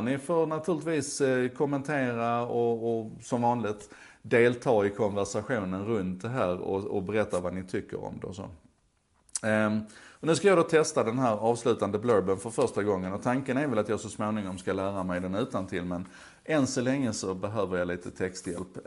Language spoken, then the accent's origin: Swedish; Skåne, Sweden; accent: Scanian (skånska); min skånska